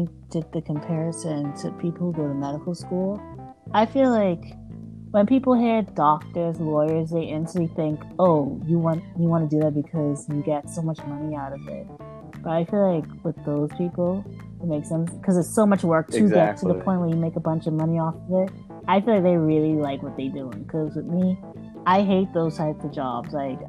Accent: Bahamas; accent: mixture of American and Bahamian; I have a mixture, because I'm from the Bahamas, so it's like, I have a mixture of American and Bahamian.

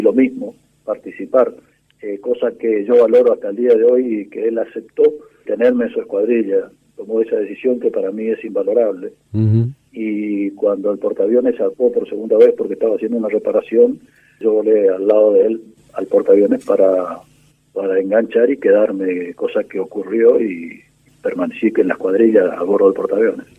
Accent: Corrientes, Argentina; Soy correntino, nací en Corrientes hace 70 años.

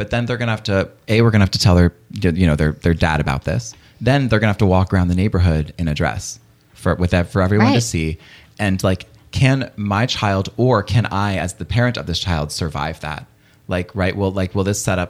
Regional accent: Raleigh, North Carolina, United States; I grew up in North Carolina, in Raleigh.

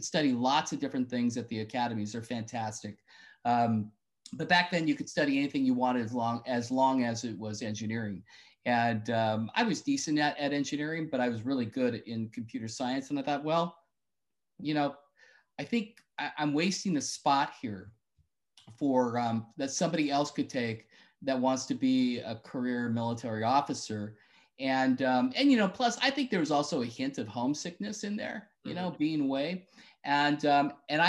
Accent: Petaluma, California, United States; my parents were teachers in Petaluma and public school teachers.

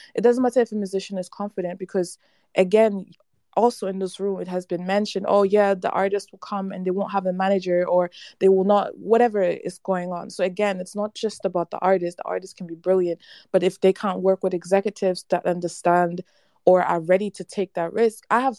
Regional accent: Ghana; now in Germany; I'm in Germany right now, but yeah. I am Ghanaian. And, you know, I've lived in Ghana, like, for 6 years, all in all.

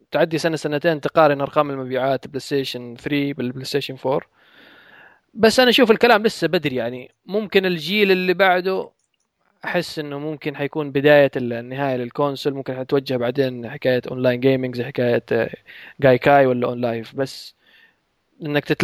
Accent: Hadhramaut, Yemen; لا شوف انا حضرمي يعني ترى هذه الامور

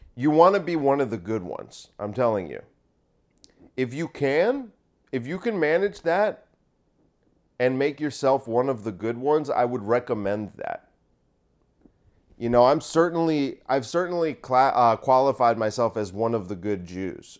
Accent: United States; I'm only, like, the third generation that's been here

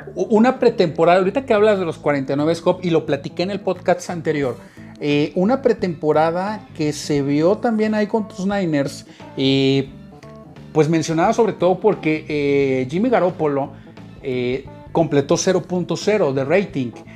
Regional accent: Mexico; nosotros como mexicanos

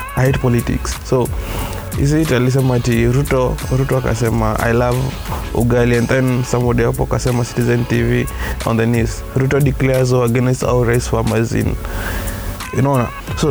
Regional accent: Kenya; I belong to Kenya. I am a Kenyan

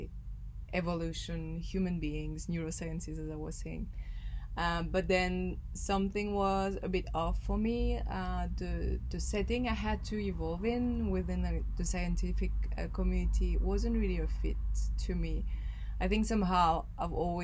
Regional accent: Belgium; I grew up in Belgium

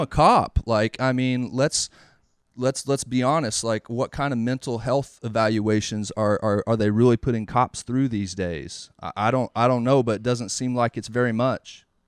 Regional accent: the South, United States; growing up in the South

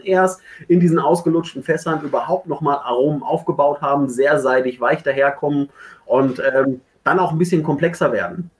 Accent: Ruhr area, North Rhine-Westphalia, Germany; ich komme aus dem Ruhrgebiet

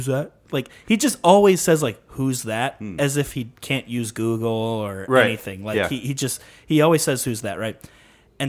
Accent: Crystal Lake, Illinois, United States; I'm from the suburbs, Crystal Lake, Northwest suburbs.

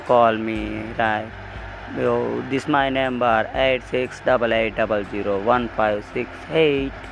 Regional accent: India; I am Indian to … I am coming to America.

